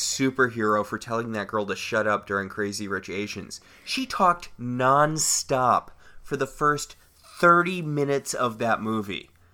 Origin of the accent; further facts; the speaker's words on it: United States; I'm an American